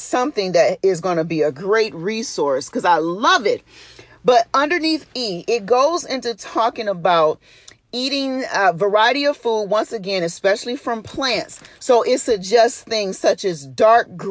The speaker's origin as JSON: {"language": "English", "town": "Detroit", "region": "Michigan", "country": "United States", "tie": "born or raised there", "said": "I'm from Detroit and I grew up saying pop"}